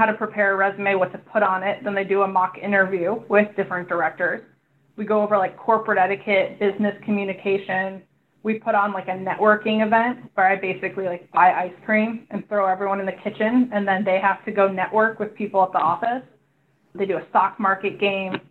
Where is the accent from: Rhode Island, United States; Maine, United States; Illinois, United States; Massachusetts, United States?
Illinois, United States; Chicago; moved away as an adult; now in California, United States; I came from the Midwest. I'm from Chicago originally